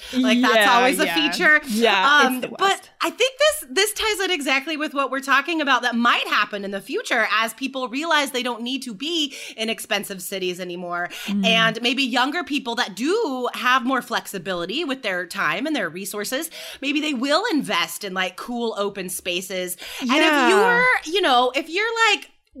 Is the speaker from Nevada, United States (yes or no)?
yes; Carson City, Nevada, United States; there's a city called Virginia City that's near where I grew up in Carson City, Nevada